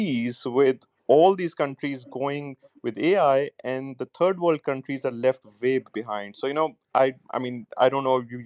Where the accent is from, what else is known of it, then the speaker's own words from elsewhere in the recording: Nankana Sahib, Punjab, Pakistan; I'm from Nandankana. It's a large town in Pakistan where Guru Nanak was born